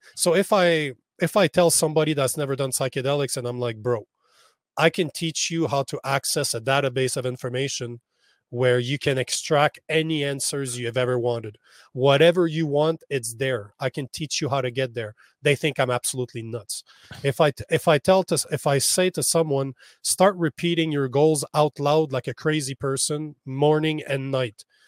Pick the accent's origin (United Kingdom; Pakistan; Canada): Canada; I'm in El Paso. right now, as a Canadian, I'm on the complete opposite side of North America